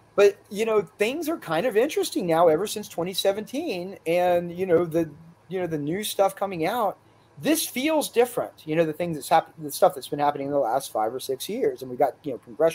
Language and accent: English; Pensacola, Florida, United States; I grew up in Pensacola